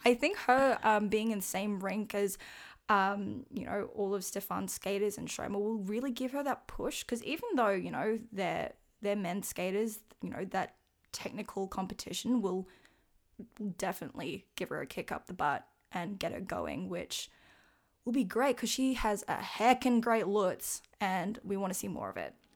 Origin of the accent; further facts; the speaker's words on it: Australia; I am from Australia